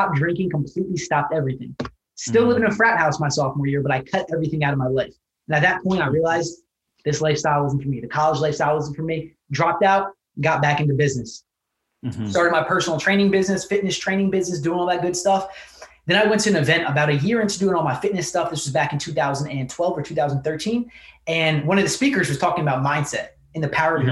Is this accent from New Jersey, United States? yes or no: yes; New Jersey, United States; I was born in New Jersey, raised by a single mother